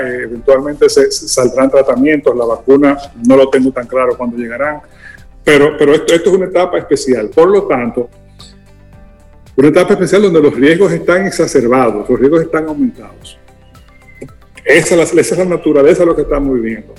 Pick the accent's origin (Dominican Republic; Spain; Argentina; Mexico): Dominican Republic